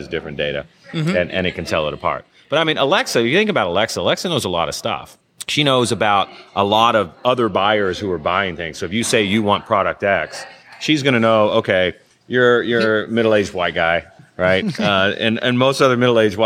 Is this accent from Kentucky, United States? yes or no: yes; Kentucky, United States; I'm from Kentucky